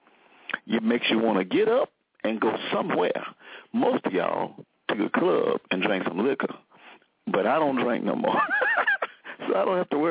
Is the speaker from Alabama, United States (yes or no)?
yes; Selma, Alabama, United States; moved away; when I was growing up in Selma, Alabama